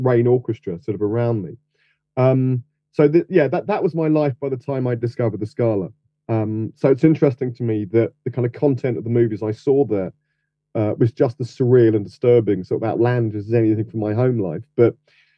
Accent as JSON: {"language": "English", "region": "London", "country": "United Kingdom", "tie": "born or raised there", "said": "I grew up in Chelsea, which is kind of southwest of Notting Hill."}